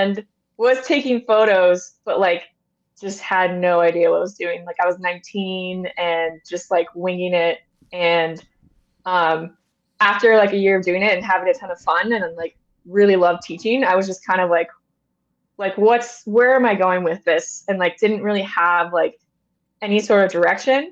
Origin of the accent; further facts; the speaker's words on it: Loomis, California, United States; I grew up in Northern California, just outside of Sacramento in a town called Loomis, which is on I-80, in the foothills of the Sierra